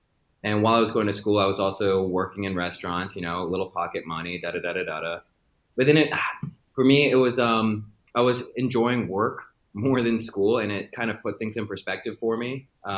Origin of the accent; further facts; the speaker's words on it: Maryland, United States; I'm American. I was born and raised in Maryland, moved around a lot, spent a lot of time in different parts of the East Coast as I grew up and became an individual.